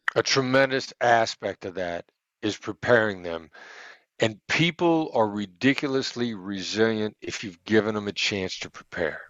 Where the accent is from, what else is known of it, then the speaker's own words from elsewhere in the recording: United States; I'm an American